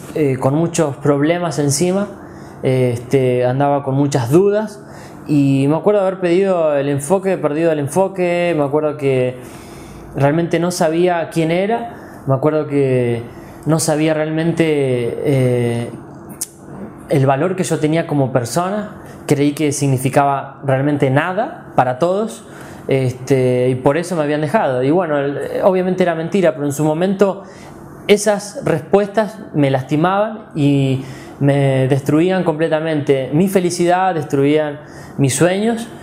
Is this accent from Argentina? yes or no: yes; Mendoza, Argentina; also born or lived in Balvanera, Buenos Aires; now in Buenos Aires, Argentina; soy mendocino con mucho orgullo